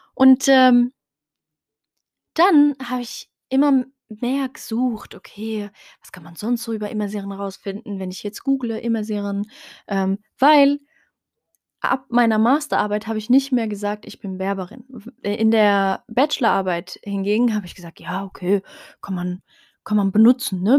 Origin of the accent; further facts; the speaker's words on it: Heidelberg, Baden-Württemberg, Germany; first language Tarifit; Ich bin ursprünglich in Heidelberg geboren, aber habe meine Wurzeln in Marokko, in Nador. Ähm, bin aber hier aufgewachsen, hier geboren